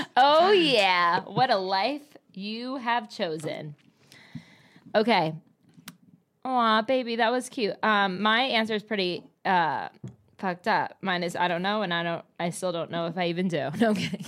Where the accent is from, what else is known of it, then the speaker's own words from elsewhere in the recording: New Jersey, United States; I come from Jersey